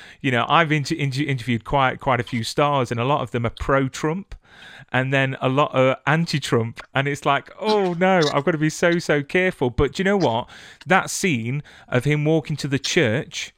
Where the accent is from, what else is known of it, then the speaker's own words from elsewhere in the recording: United Kingdom; I'm British